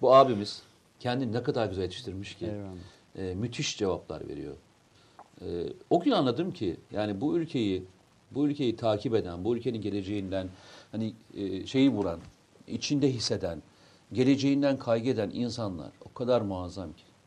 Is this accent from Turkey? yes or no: yes; Samsun, Turkey; moved away; bir Samsunlu olarak Samsun'a geliyorum.